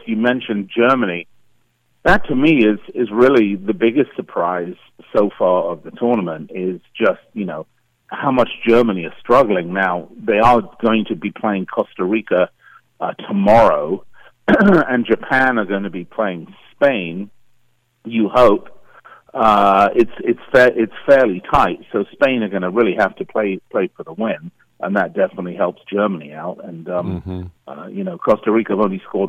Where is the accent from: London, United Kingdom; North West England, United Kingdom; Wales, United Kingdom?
London, United Kingdom; moved away; I'm actually from London originally